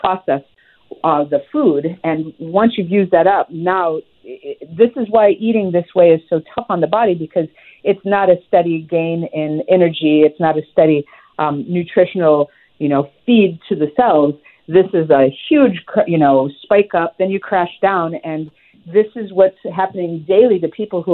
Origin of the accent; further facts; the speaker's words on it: Midwest, United States; I grew up in the Midwest